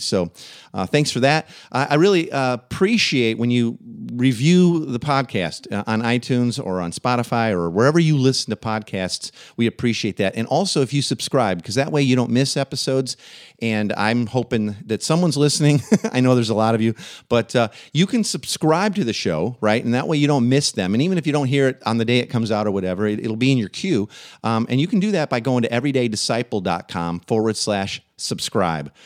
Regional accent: Waukegan, Illinois, United States; the town I grew up in, Waukegan, Illinois

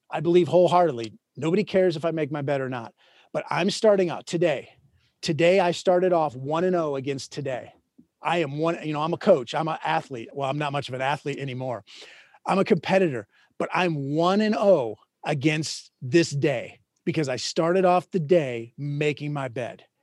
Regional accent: Minnesota, United States; moved away; I grew up in Minnesota.

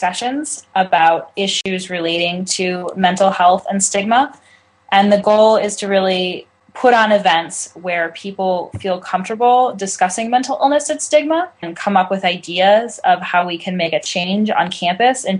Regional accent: California, United States; I'm 20 years old. I'm from California.

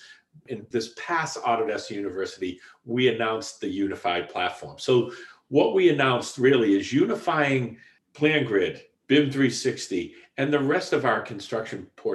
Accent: Boston, Massachusetts, United States; accent: Boston; also born or lived in Portland, Oregon; my Boston accent comes across quite strong

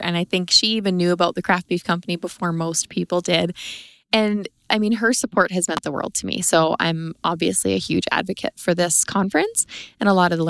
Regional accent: Three Hills, Alberta, Canada; I am from the Three Hills area of Alberta.

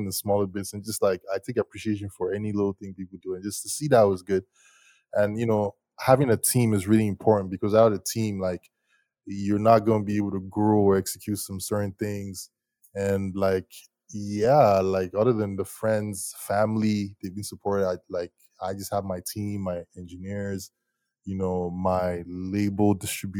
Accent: Lagos, Nigeria; now in Toronto, Canada; I'm Nigerian. I was born and raised in Lagos. Like, I'm an Igbo boy

